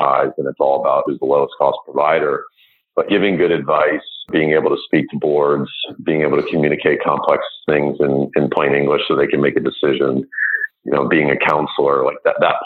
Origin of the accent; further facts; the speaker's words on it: United States; I grew up outside of New York and wanted to get back to the New York area